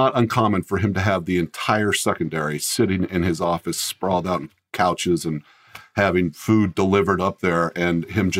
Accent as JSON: {"language": "English", "region": "Colorado", "country": "United States", "tie": "born or raised there", "said": "And when I was young, we moved to Colorado. So I grew up in Colorado, but that's where my parents both were from, that area."}